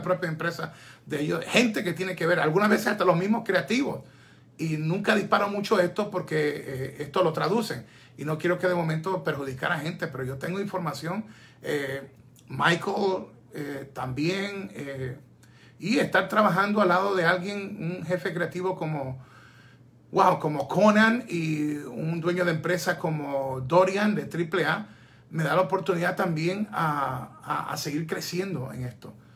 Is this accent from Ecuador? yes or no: yes; Ecuador; es mi tierra